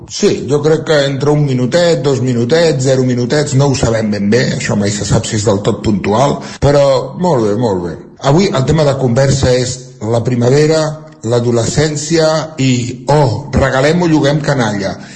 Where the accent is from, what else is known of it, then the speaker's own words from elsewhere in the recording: Centelles, Catalonia, Spain; de Centelles.